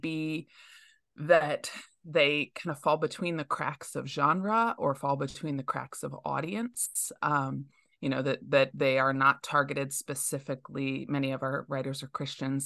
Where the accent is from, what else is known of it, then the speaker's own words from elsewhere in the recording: outside of Metro Detroit, Michigan, United States; Growing up outside of Metro Detroit, it's a very international community